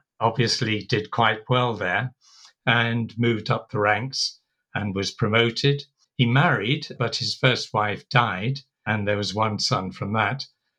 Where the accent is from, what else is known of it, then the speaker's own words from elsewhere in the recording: Folkestone, South East England, United Kingdom; also born or lived in Basra, Iraq / Tehran, Iran; I'm not British. I wasn't born British. I came to England when I was about six, and we settled in Folkestone